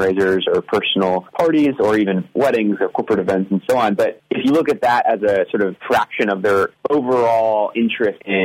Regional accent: North Carolina, United States; now in California, United States; I'm actually from North Carolina originally, but I've lived in California for the past 8 years.

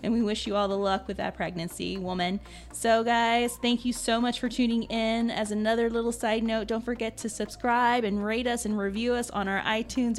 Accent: New Orleans, Louisiana, United States; I'm from New Orleans.

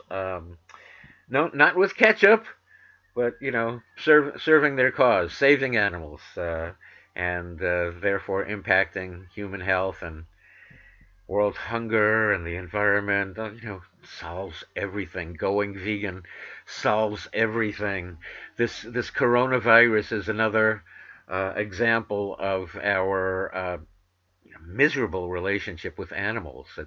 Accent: New York City, New York, United States; accent: New York; I have a comprehensible New York accent because I'm from New York City, but I went to broadcasting school to try to learn, you know, how to disguise it.

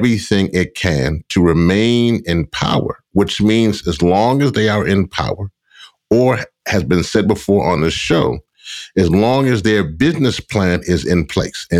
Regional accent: Louisiana, United States; my home area, my home state in Louisiana, in the Gulf Coast

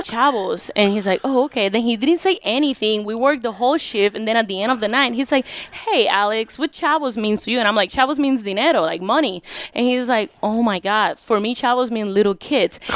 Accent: Puerto Rico; now in United States; Puerto Rico, born and raised Puerto Rico

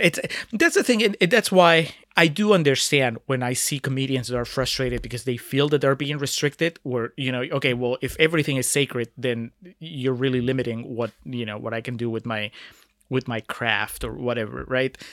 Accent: Peru; moved away; my home country, about Peru

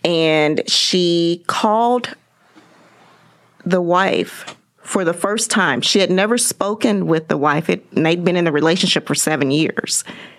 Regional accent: Kansas City, Kansas, United States; I grew up in Kansas City, Kansas.

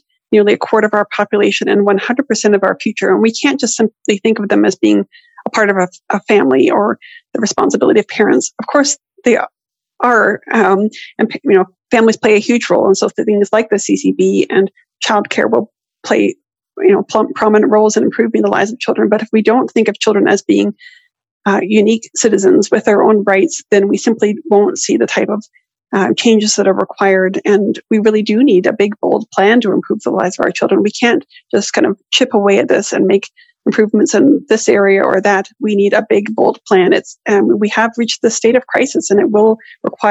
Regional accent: Canada; as a Canadian

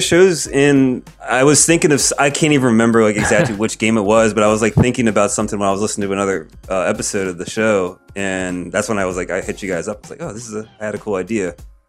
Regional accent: Baltimore, Maryland, United States; I'm from Baltimore.

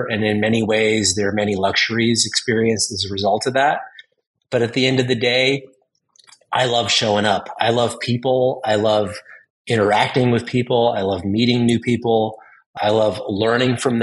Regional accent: Southern California, United States; Growing up in Southern California

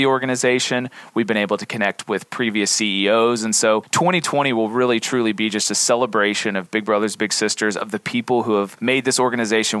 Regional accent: East Tennessee, United States; moved away as an adult; I am from East Tennessee originally. I moved around the country a little bit, and my wife and I came back to this area about 3 years ago

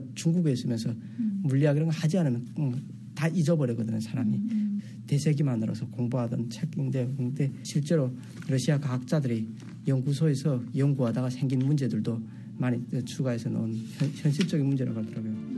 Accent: North Korea; moved away as an adult; also born or lived in South Korea; now in Texas, United States; 북한에서 왔다는 걸

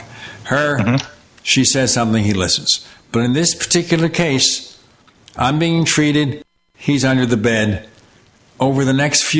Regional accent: New York City, New York, United States; I grew up in Brooklyn

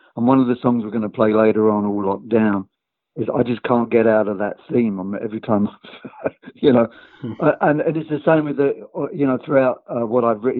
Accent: London, United Kingdom; we came from London, a town called Tooting, and we were in the same school

